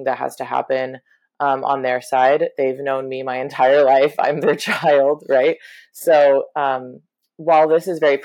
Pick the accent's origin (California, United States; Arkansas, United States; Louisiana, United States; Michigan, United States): Arkansas, United States; moved away as an adult; now in New York City, United States; I was raised in Arkansas